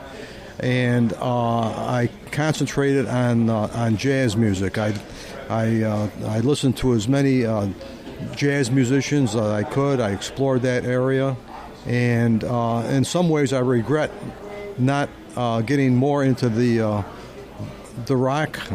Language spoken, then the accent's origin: English; Syracuse, New York, United States; now in Orlando, United States; I started out in Syracuse, New York, my hometown